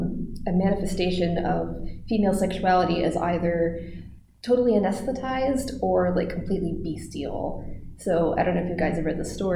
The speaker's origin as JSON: {"language": "English", "country": "United States", "said": "as an American woman."}